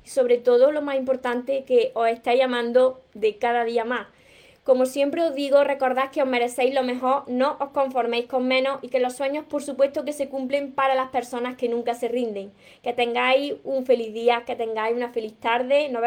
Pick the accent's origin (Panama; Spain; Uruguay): Spain; Canary Islands; Yo soy de Canarias y me llegó en dos días.